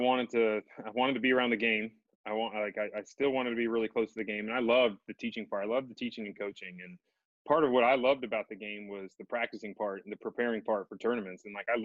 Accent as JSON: {"language": "English", "town": "Knoxville", "region": "Tennessee", "country": "United States", "tie": "born or raised there", "said": "I played in one nationwide event, the Knoxville Open in my hometown, the university at Fox Den Country Club"}